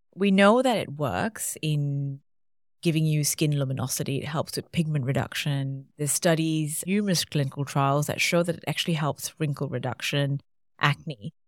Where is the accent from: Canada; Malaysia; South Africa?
Malaysia; now in Australia; I grew up in Malaysia